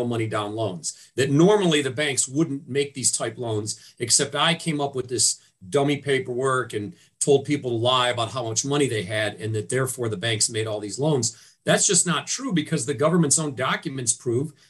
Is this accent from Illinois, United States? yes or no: no; Cleveland, Ohio, United States; also born or lived in Washington, D.C.; I'm born and raised in Cleveland